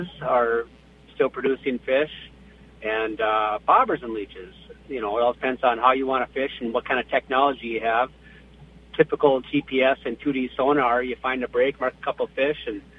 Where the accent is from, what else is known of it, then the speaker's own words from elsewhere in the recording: Bemidji, Minnesota, United States; growing up in Bemidji